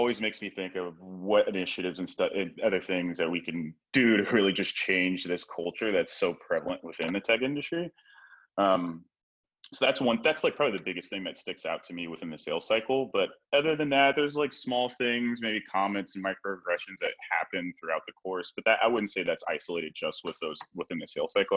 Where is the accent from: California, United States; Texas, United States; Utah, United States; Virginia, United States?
California, United States; Hayward; I grew up in the Bay Area. I grew up in Hayward and went to high school in Hayward.